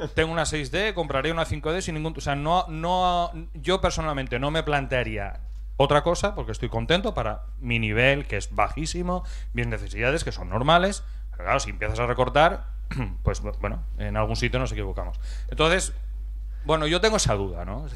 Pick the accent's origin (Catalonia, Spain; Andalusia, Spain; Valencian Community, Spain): Valencian Community, Spain; Novelda; Soy de Novelda